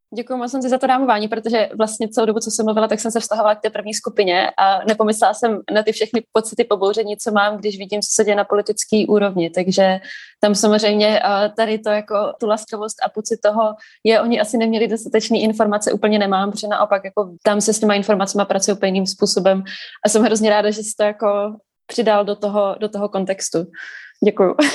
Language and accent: Czech; Brno, South Moravian Region, Czechia; jako Brňák, který občas přijde do Prahy pracovně